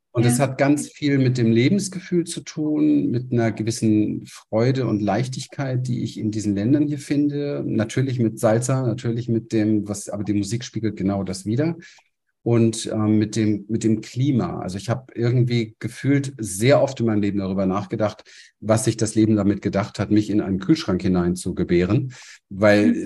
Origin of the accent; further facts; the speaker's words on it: Berlin, Germany; moved away as an adult; now in Panama; ich komme aus der Gosse von Berlin, aus dem Hinterhof